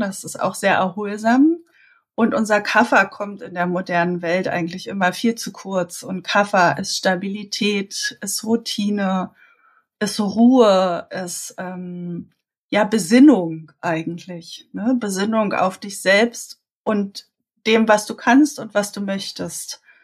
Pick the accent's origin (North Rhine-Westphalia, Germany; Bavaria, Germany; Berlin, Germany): Berlin, Germany; accent: Berlin; Ich äh, bin Berlinerin, ähm, hört man wahrscheinlich auch so ein bisschen durch, immer mal wieder. Also äh, ich bin hier geboren und aufgewachsen